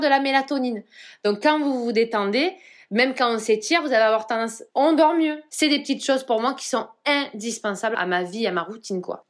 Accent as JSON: {"language": "French", "region": "Provence-Alpes-Côte d'Azur", "country": "France", "said": "je suis de Provence"}